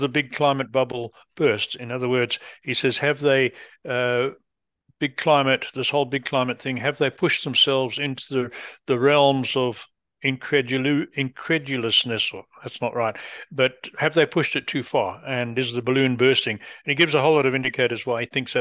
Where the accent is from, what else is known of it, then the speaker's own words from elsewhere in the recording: England, United Kingdom; being English